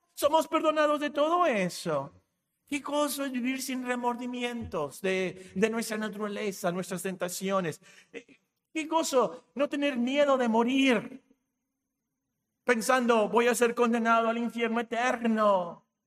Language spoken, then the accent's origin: Spanish; Mexico; Somos mexicanos